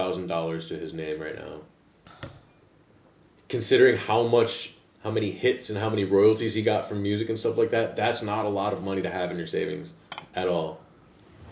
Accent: near Downers Grove, Illinois, United States; near where I'm from Downers Grove, Illinois, which is really close. This is the suburbs that I'm from.

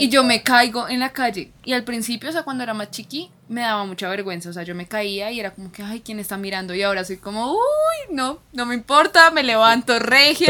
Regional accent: Colombia; en nuestra cultura, en Colombia, somos muy de abrazar

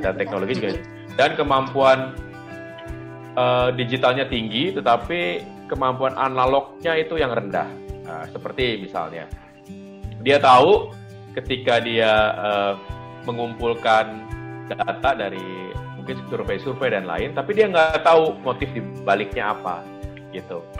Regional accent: Jakarta, Indonesia; moved away as an adult; also born or lived in Sukabumi; saya kembali ke kota saya di Jakarta ini karena memang asal saya dari Jakarta

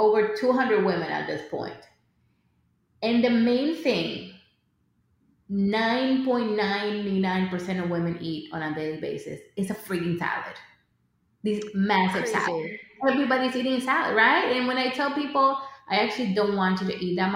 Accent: Dominican Republic; I grew up in the Dominican Republic

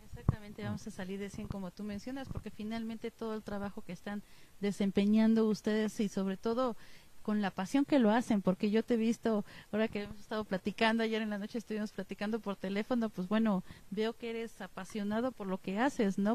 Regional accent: Mexico; como somos los mexicanos

